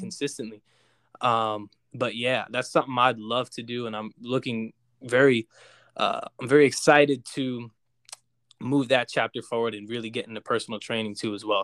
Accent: Jackson, New Jersey, United States; I grew up in Jackson, which is, like, five minutes from, uh, where, where we all grew up in Ho-, in Howell, New Jersey

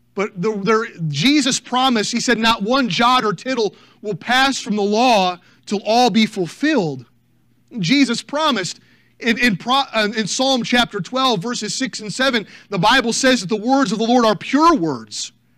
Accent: United States; As American people

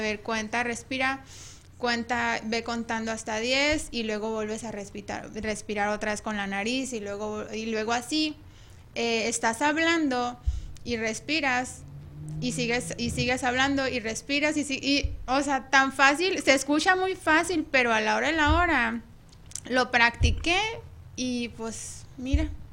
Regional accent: Ciudad Obregón, Sonora, Mexico; moved away; yo soy de, de Obregón, Sonora. Soy de Sonora

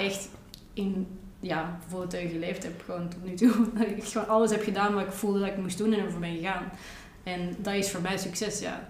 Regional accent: Antwerp, Flanders, Belgium; also born or lived in Rotterdam, Netherlands; op mijn zesde ben ik van Rotterdam naar Antwerpen verhuisd

